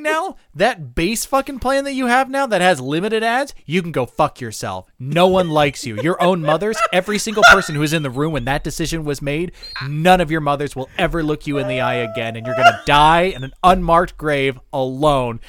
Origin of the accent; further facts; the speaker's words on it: United States; as an American